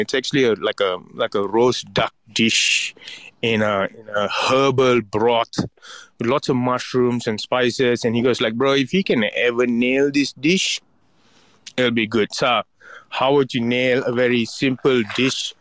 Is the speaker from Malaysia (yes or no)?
yes; Ipoh, Perak, Malaysia; moved away; my hometown in Ipoh